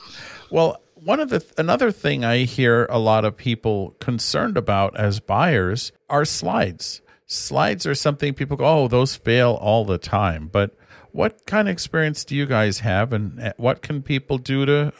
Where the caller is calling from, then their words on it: California, United States; And we're calling you from Northern California, and we do get rain, plenty of it.